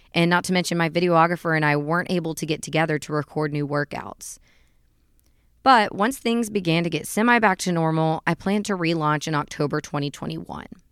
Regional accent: Chattanooga, Tennessee, United States; I'm from Chattanooga, Tennessee, born and raised

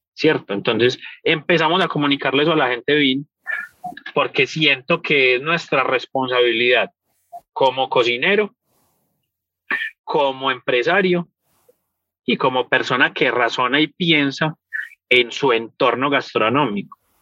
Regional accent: Paisa, Antioquia, Colombia; moved away; also born or lived in United States; Los paisas, por cultura general, somos los mercaderes y los negociantes más hueputas que hay en el mundo

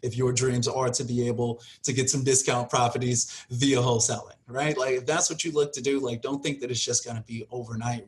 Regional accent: Chicago, Illinois, United States; moved away as an adult; now in Las Vegas, United States; I'm originally from Chicago. I was born and raised like in the suburbs of Chicago, out in Harvey and Markham

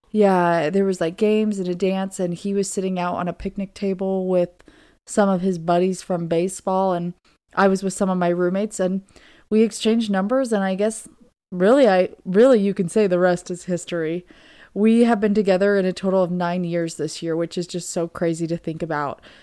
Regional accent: Southern Oregon, United States; moved away as an adult; also born or lived in Virginia; I am originally from Southern Oregon

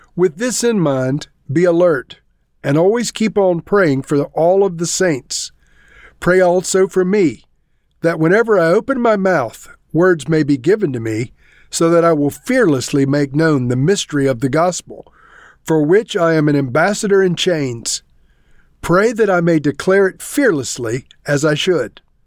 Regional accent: South Carolina, United States; moved away; I am originally from South Carolina

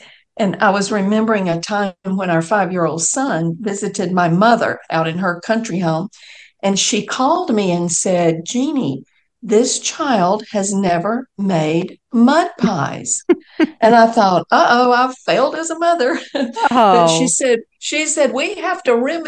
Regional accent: Macon, Georgia, United States; I grew up in Macon, Georgia

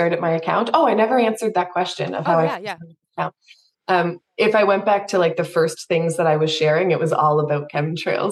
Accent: Canada; I'm from Canada

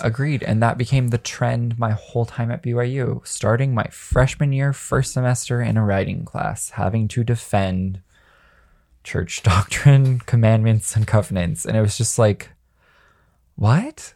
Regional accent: Las Vegas, Nevada, United States; I grew up in Las Vegas, at a high school full of horny teenagers

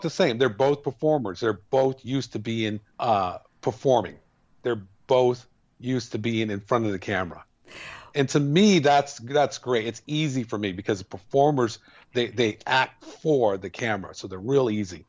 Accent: El Paso, Texas, United States; we grew up in El Paso

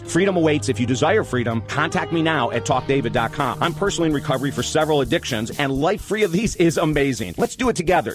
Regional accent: Syracuse, New York, United States; moved away; I'm from Syracuse, New York, right down the road, originally from Syracuse, New York

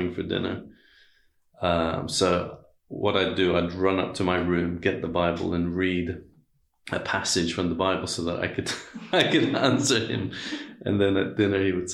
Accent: Iran; I was born in Iran. My dad is Iranian. My mother's British

